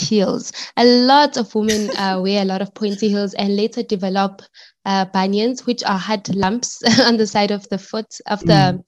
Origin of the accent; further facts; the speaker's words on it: South Africa; I live in Pangeni. I'm from Pangeni, and I studied at the University of Johannesburg